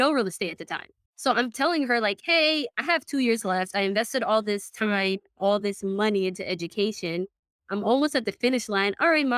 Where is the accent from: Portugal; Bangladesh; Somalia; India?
Somalia; also born or lived in United Kingdom; now in United States; I am originally from Somalia. So I haven't actually been in the States for long. I've only been here now for, exactly 10 years. I came in 2012.